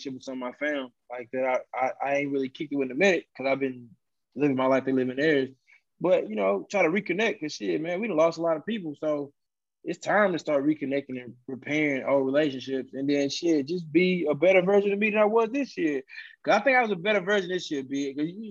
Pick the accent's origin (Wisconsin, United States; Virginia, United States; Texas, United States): Texas, United States; Beaumont; I'm from Beaumont